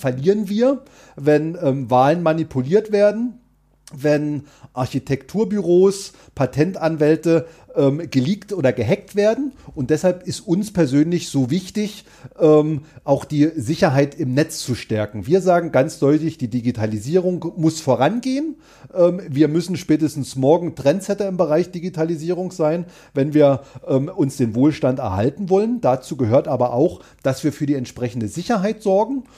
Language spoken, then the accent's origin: German; Görlitz, Saxony, Germany; in meiner Heimatstadt ähm, Görlitz-Skorzelitz